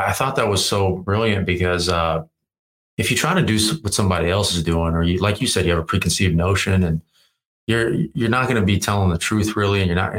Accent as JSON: {"language": "English", "region": "Virginia", "country": "United States", "moved": "as an adult", "lives_now": "Los Angeles, United States", "said": "I moved to LA from Virginia."}